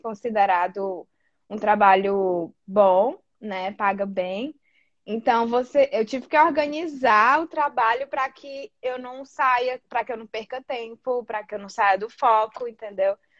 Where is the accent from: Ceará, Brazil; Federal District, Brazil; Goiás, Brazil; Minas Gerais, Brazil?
Ceará, Brazil; Fortaleza; moved away as an adult; now in Australia; sou de Fortaleza, Ceará, no Nordeste ali, o que não é muito comum aqui na Austrália, ter gente nordestina